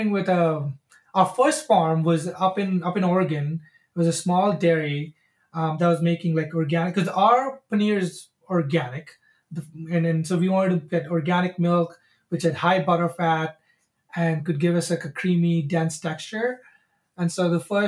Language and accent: English; India; also born or lived in San Francisco, California; now in United States; So we grew up in India, we moved to the States, we'd been in the States for quite some time